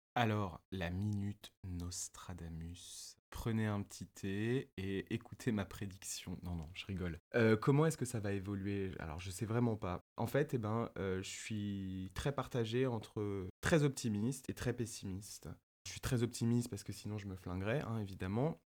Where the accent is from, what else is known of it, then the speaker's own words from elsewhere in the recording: Paris, Île-de-France, France; mes deux parents sont tunisiens, ma famille est tunisienne, je suis né et j'ai grandi à Paris